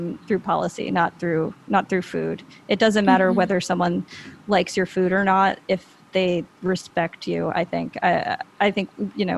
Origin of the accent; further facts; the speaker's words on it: Long Island, New York, United States; moved away as an adult; now in San Juan, Puerto Rico; where I grew up on Long Island